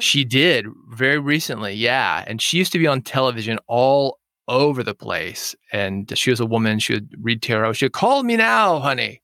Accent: Nashville, Tennessee, United States; I was born in Nashville

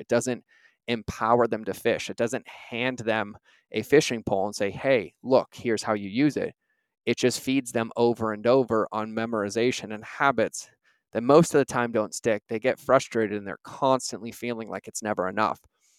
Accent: Boston, Massachusetts, United States; also born or lived in New York; I grew up driving around Boston and New York.

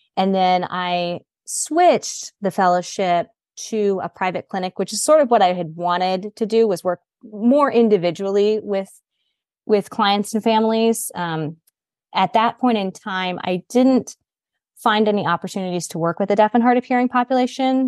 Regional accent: Greenville, South Carolina, United States; I grew up, um, in Greenville, South Carolina.

